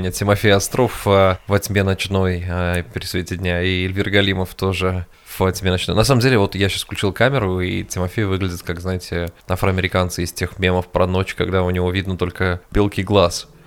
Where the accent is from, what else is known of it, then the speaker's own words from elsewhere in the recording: Russia; мы татары их едим